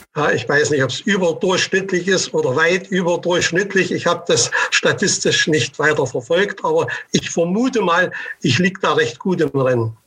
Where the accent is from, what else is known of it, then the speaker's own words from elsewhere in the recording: Leipzig, Saxony, Germany; meine Heimatstadt oder quasi Heimatstadt Leipzig